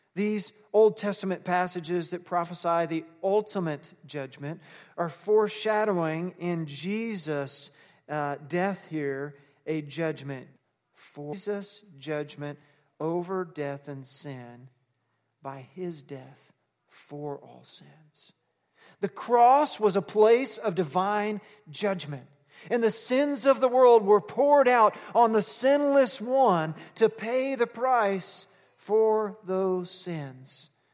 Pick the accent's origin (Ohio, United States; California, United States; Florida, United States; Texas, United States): Texas, United States; I was raised Baptist in Texas